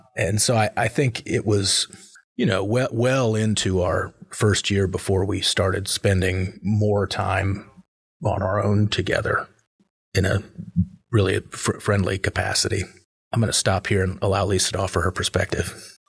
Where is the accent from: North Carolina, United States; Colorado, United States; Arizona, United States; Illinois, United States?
North Carolina, United States; Chapel Hill; also born or lived in Southern California / Seattle; I grew up in Chapel Hill